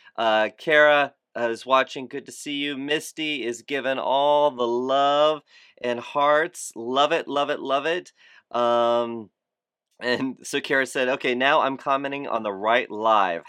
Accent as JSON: {"language": "English", "town": "Fort Lauderdale", "region": "Florida", "country": "United States", "tie": "born or raised there", "said": "Fort Lauderdale, Florida, my hometown"}